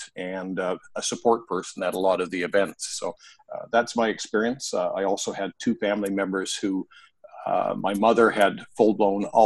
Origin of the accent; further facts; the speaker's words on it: Canada; also born or lived in Vancouver Island, Canada; now in Vancouver, Canada; I'm Canadian, eh